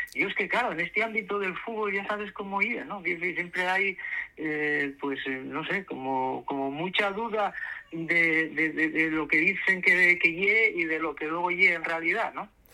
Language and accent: Spanish; Asturias, Spain; como asturianos